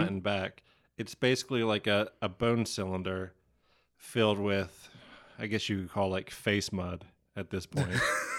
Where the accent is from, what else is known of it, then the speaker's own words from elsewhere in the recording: Franklin, Ohio, United States; I am from Big Texas, Franklin, Ohio.